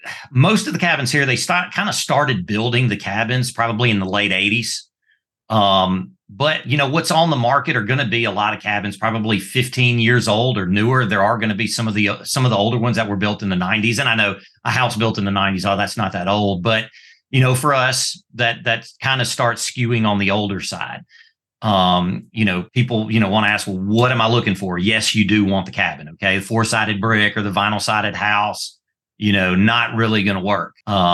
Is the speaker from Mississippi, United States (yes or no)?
yes; Mississippi, United States; also born or lived in Italy / Georgia; So born in Italy, and you can probably tell by this accent, I've lived between Mississippi and Georgia my entire life.